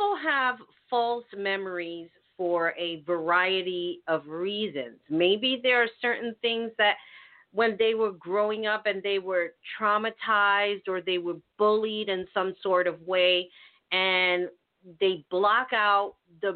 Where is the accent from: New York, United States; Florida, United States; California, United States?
New York, United States; New York City; as a New Yorker